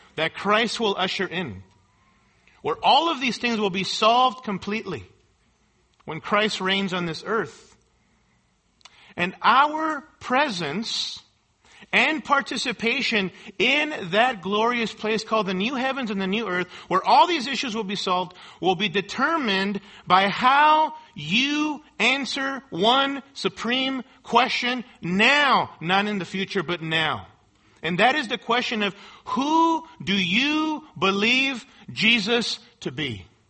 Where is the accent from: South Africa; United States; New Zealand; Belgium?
United States; Americans here in our country